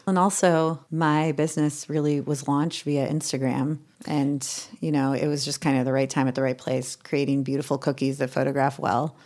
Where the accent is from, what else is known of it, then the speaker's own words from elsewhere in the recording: Ojai, California, United States; moved away as an adult; also born or lived in New York; growing up in Ojai, California